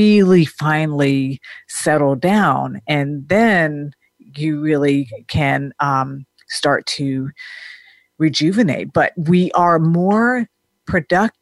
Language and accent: English; Denmark; now in United States; growing up in Denmark